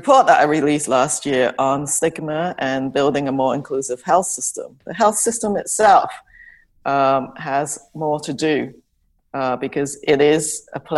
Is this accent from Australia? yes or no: no; England, United Kingdom; moved away as an adult; also born or lived in Hong Kong; now in Canada; I grew up in England, and I was born in Hong Kong, and I came to Canada after I finished medical school and my internship